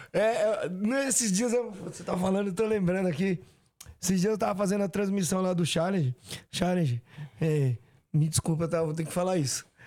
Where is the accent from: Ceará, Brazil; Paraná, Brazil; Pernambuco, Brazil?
Ceará, Brazil; eu sou do Ceará